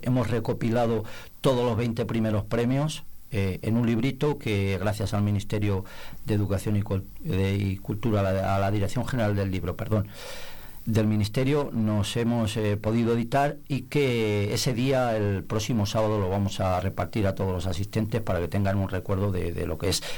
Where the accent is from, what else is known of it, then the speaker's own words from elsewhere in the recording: Nava de la Asunción, Castile and León, Spain; also born or lived in Palencia; deseando devolverme al pueblo en cuanto pude, me vine a vivir al pueblo